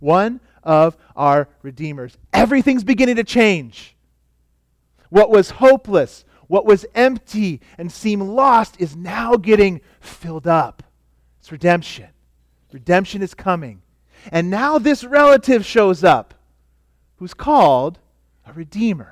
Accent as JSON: {"language": "English", "region": "California", "country": "United States", "moved": "yes", "lives_now": "Oregon, United States", "said": "I come from California where we used to wear a lot of sandals. I'm glad I'm in Oregon now"}